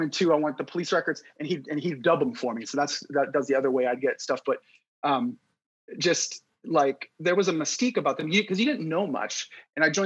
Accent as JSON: {"language": "English", "town": "Youngstown", "region": "Ohio", "country": "United States", "tie": "born or raised there", "said": "growing up I grew up in Youngstown"}